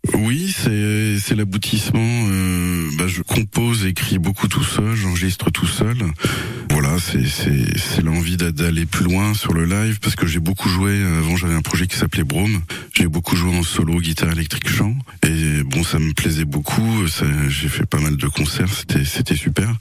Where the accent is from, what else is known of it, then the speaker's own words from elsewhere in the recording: Nantes, Pays de la Loire, France; moved away as an adult; also born or lived in Berlin / Lozère; je suis originaire de, l'Ouest, de Nantes, mais comme tu le dis, euh, j'ai vécu 9 ans à Berlin